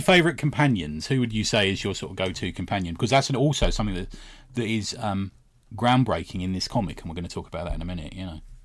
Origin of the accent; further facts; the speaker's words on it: United Kingdom; we're British